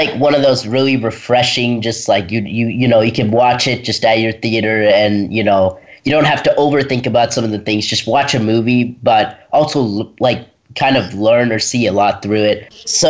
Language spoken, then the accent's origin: English; Redwood, Tennessee, United States; Hey, welcome back. … from Redwood, Tennessee, and you have been listening to Kids First Coming Attractions.